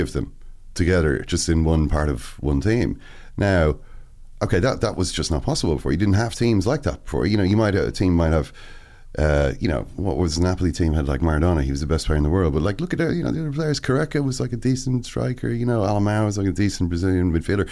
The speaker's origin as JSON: {"language": "English", "country": "Ireland"}